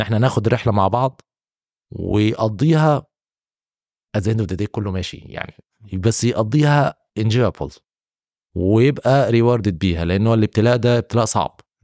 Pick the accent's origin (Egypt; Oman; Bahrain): Egypt; moved away as an adult; now in Saudi Arabia; عندنا في مصر وفي السعوديه هنا